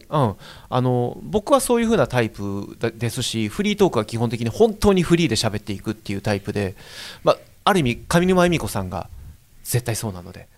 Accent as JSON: {"language": "Japanese", "region": "Tokyo", "country": "Japan", "tie": "born or raised there", "said": "同じ大田区"}